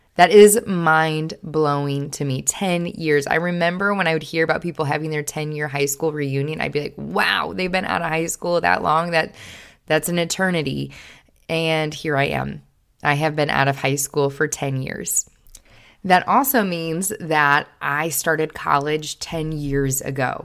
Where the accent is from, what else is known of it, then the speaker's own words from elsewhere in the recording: Kenosha, Wisconsin, United States; moved away as an adult; also born or lived in Springfield, Missouri; this eighteen-year-old girl who had lived in Kenosha, Wisconsin her entire life